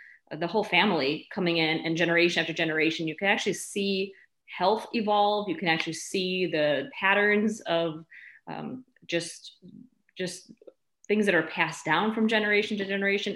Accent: Chicago, Illinois, United States; also born or lived in Milwaukee; I was born in Chicago, raised in the suburbs. I lived most of my adult life in Chicago, besides going to school

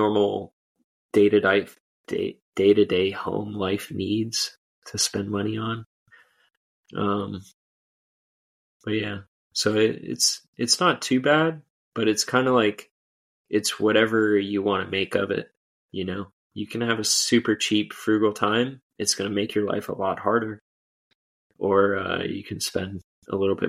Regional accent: Florida, United States; I'm from Florida.

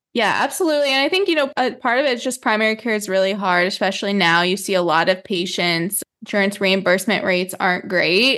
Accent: New Mexico, United States; I grew up in New Mexico

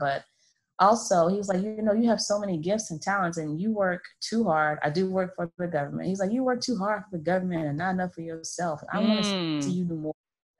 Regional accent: Florida, United States; now in Maryland, United States; I'm a brat. I'm from Florida. I'm a military brat, but I've been living here in Maryland for about 11 years now.

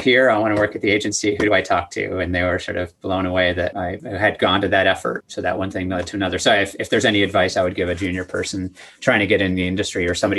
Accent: Montreal, Quebec, Canada; moved away as an adult; also born or lived in Toronto; I was born and raised in Montreal

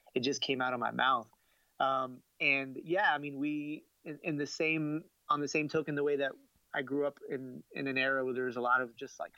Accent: Miami, Florida, United States; moved away as an adult; now in Atlanta, United States; I live in Atlanta now, and it's I'm from Miami. You know, that's where I grew up

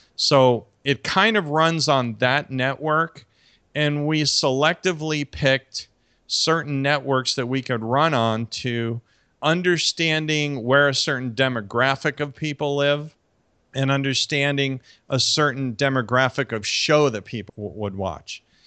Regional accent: New York City, New York, United States; moved away; my hometown area of, like, New York City

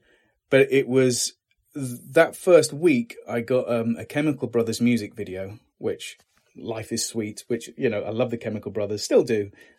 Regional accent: Lincoln, East Midlands, United Kingdom; I did, in Lincoln itself. Yeah.

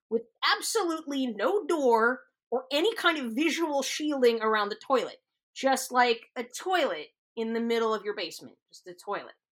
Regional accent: the South, United States; I'm from the South. I'm very oh, familiar yeah. with y'all.

